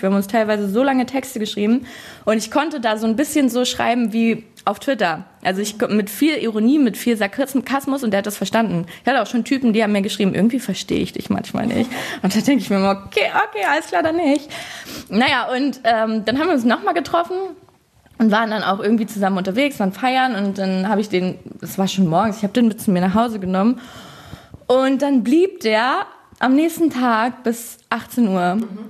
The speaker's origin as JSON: {"language": "German", "town": "Hamelin", "region": "Lower Saxony", "country": "Germany", "tie": "born or raised there", "moved": "as an adult", "lives_now": "Berlin, Germany", "said": "Ich bin auf dem Dorf aufgewachsen, also noch ein bisschen weiter außerhalb von Hameln"}